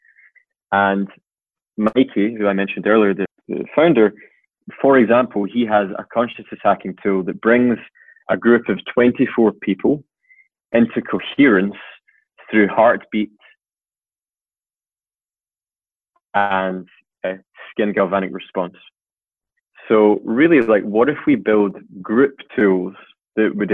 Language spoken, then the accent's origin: English; Scotland, United Kingdom; I'm Scottish